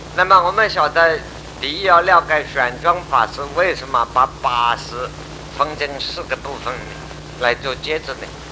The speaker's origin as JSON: {"language": "Chinese", "country": "China", "said": "我们中国人"}